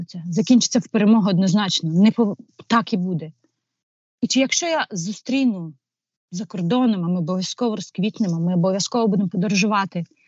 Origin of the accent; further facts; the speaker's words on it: Ukraine; also born or lived in Kyiv suburbs; ми українці